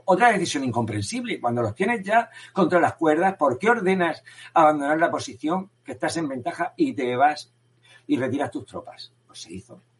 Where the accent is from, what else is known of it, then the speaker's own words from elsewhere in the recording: Spain; pero bueno, como español me voy a sentir mejor.